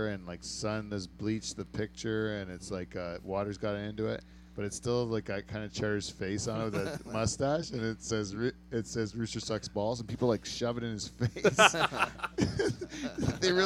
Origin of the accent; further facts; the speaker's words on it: Canada; That's all stuff we appreciate as Canadians